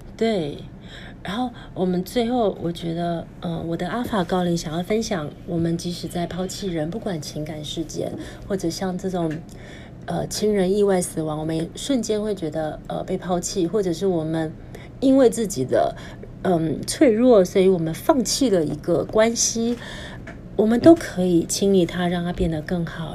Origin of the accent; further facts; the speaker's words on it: Taiwan; 我们在台湾出生